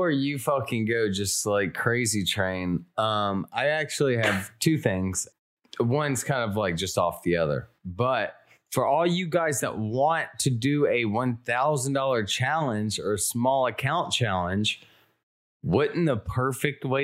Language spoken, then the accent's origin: English; Alabama, United States; Uh, I'm from Alabama.